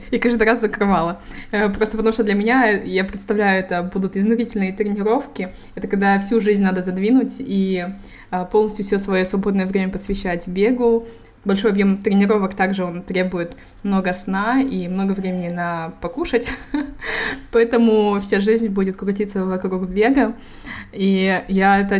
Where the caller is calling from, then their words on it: Malaga, Andalusia, Spain; Я подключаюсь из Испании, из города Малаги.